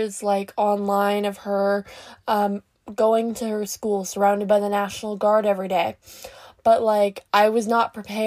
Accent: Canada; I'm Canadian

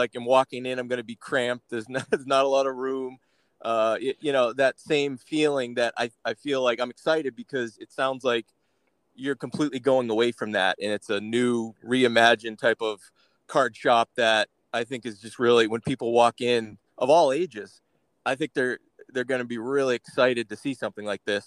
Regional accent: Massachusetts, United States; now in Arizona, United States; I'm originally from Massachusetts and I've been out here about 10 years now

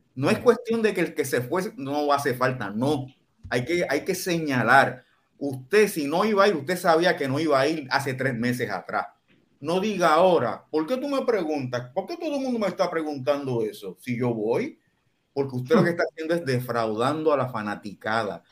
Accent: Puerto Rico

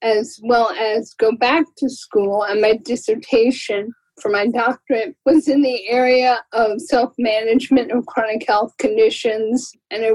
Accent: Florida, United States; now in California, United States; I had volunteered with the Muscular Dystrophy Association when I was growing up in Florida

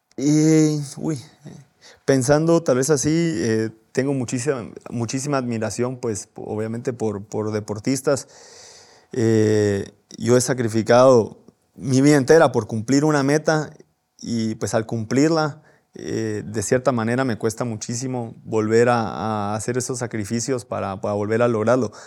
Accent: Guatemala; de qué estamos hechos los guatemaltecos

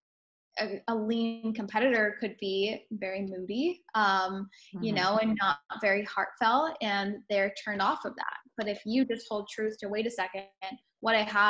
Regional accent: California, United States; moved away as an adult; also born or lived in Denver; So I'm previously from California. This is where I was born and raised

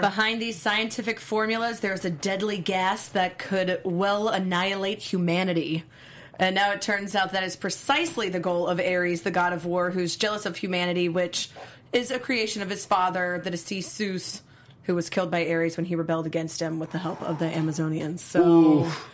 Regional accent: Alabama, United States; I'm from Alabama

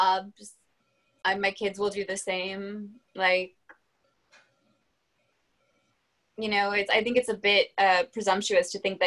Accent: France; I was a babysitter for like 4 kids under the age of like 4 growing up in France

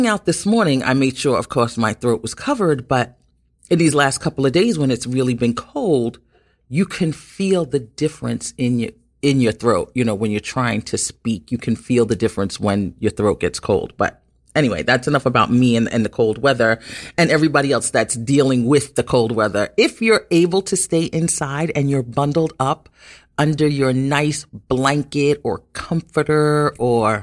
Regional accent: New York City, New York, United States; being born and raised in Brooklyn and living in New York all my life

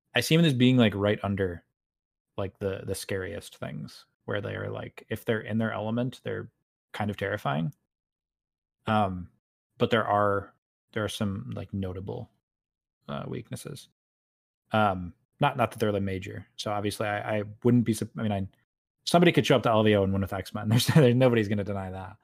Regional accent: New York, United States; I'm a New Yorker in Central Time

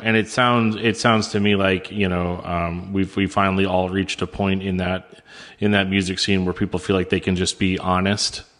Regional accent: United States; also born or lived in St. Louis; as an American

